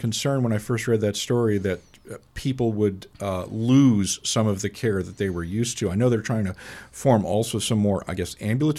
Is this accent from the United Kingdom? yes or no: yes; United Kingdom; now in United States; I grew up in Britain